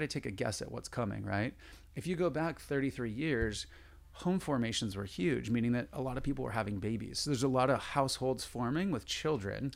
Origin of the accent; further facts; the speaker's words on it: San Diego, California, United States; I grew up in San Diego